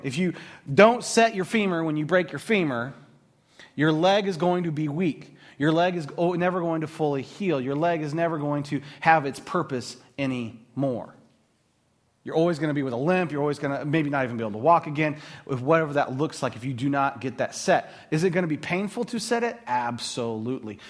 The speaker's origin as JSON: {"language": "English", "country": "United States", "said": "Being an American"}